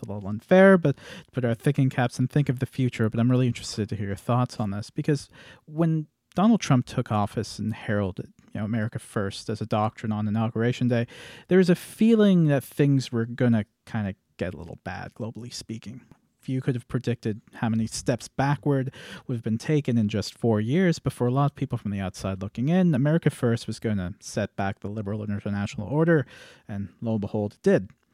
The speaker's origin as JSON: {"language": "English", "country": "Canada", "said": "me being a Canadian"}